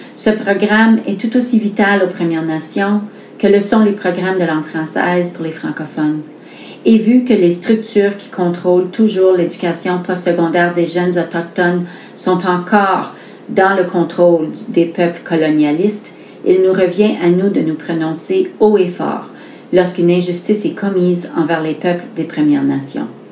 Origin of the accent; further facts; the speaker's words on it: Sault Ste. Marie, Ontario, Canada; also born or lived in Mattawa; now in Sudbury, Canada; Je viens de Mattawa, j'ai grandi à Sault-Sainte-Marie